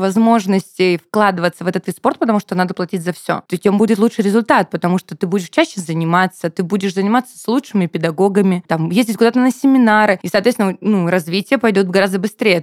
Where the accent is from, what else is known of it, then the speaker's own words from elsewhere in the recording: Rostov-on-Don, Rostov Oblast, Russia; now in Krasnodar, Russia; я же переехала в Краснодар а, танцевать, я вообще ростовчанка